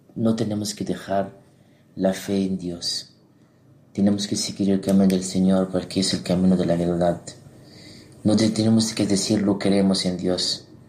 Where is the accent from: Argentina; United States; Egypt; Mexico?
Egypt; Spanish is a second language; moved away; also born or lived in Terrassa, Spain; en Egipto, en mi tierra